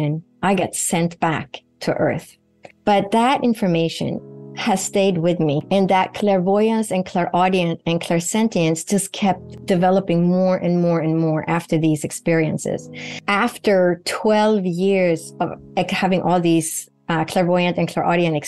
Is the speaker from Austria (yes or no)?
no; Sweden; moved away; Sweden, where I grew up in Northern Europe